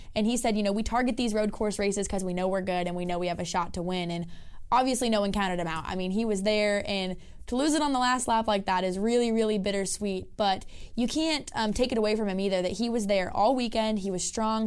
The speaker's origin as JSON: {"language": "English", "region": "West Coast", "country": "United States", "said": "I'm from the West Coast."}